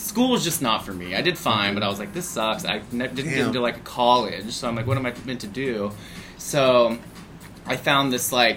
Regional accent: Pacific Grove, California, United States; moved away as an adult; also born or lived in Oahu, Hawaii / Maui, Hawaii / Australia; now in Portland, United States; I'm from Pacific Grove, California. So it's right on the Monterey Peninsula, like 2 hours south of San Francisco. Small town

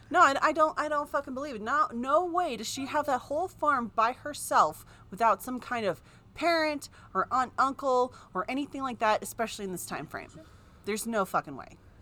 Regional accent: California, United States; I grew up in California

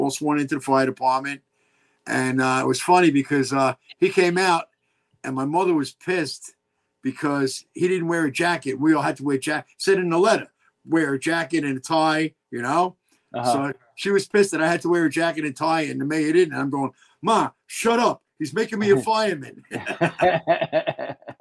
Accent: New York City, New York, United States; that's where I grew up in Richmond Hill

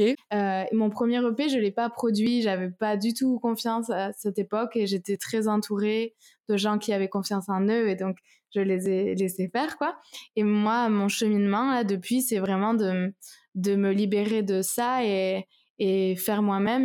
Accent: Toulouse, Occitania, France; Je suis de Toulouse.

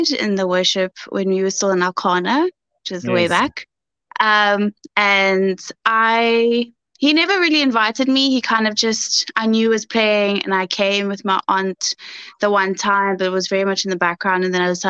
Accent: Cape Town, Western Cape, South Africa; also born or lived in Goodwood / Bredasdorp; So I'm a Cape Townian, born and bred. I was born in Mullerton Mediclinic, but I was raised in Goodwood most of my life until I went to high school, where I went to Bredasdorp

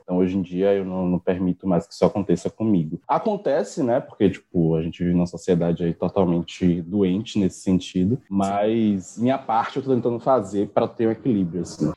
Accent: Salvador, Bahia, Brazil; sou daqui de Salvador

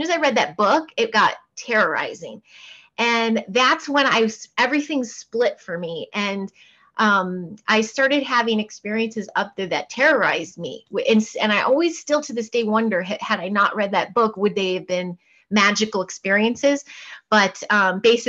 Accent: Portland, Oregon, United States; also born or lived in Chicago suburbs, Illinois / Houston, Texas; we moved to Portland, Oregon, when I was about 5-6

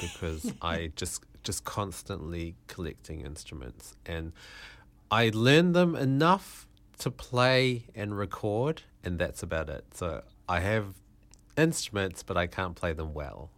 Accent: Malaysia; I was born in Malaysia.

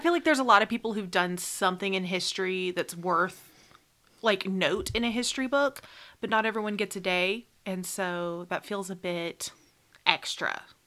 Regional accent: United States; we as an American people

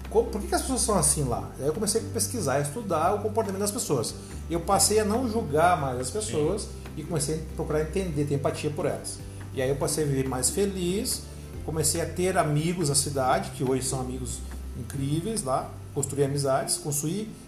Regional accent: Porto Alegre, Rio Grande do Sul, Brazil; now in Curitiba, Brazil; Ah, eu, sou, eu, sou, natural de Porto Alegre, sou gaúcho, moro há seis

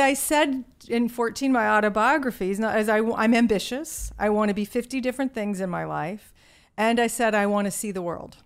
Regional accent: Virginia, United States; accent: Southern; moved away; I grew up in a small town in Virginia

